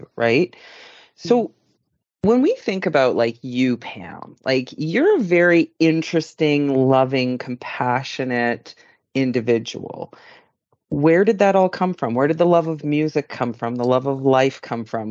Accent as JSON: {"language": "English", "region": "Yukon", "country": "Canada", "tie": "born or raised there", "moved": "yes", "said": "until I moved away from the Yukon and down south"}